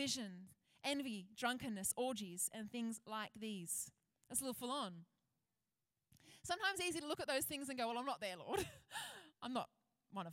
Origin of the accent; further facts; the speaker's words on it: Penrith, New South Wales, Australia; When I was a kid, I grew up out west. I grew up in Penrith